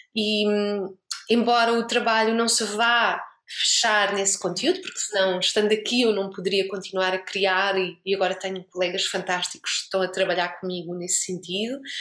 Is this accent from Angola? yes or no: no; Portugal; moved away as an adult; now in Lisbon, Portugal; eu voltei para Lisboa com aquele, aquela vontade de fazer projetos, vamos fazer, vamos não sei o quê, e com esta liberdade toda, e claro, por muito que eu não quisesse, eu levei um choque cultural como portuguesa